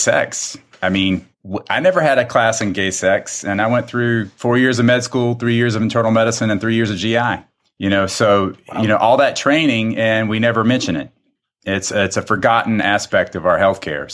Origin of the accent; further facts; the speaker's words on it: South Carolina, United States; accent: drawl; moved away; I'm originally from South Carolina